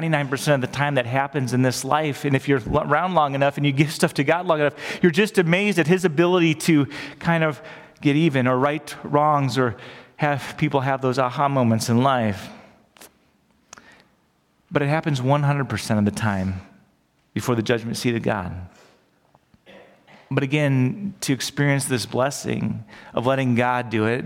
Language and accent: English; United States; we grew up in America